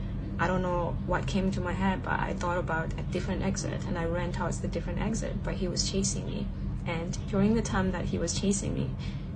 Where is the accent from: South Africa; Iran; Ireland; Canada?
South Africa; English is a second language; now in Shanghai, China